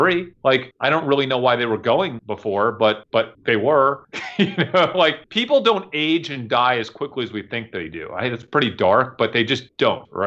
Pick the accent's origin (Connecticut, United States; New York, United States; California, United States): New York, United States; moved away; I'm from New York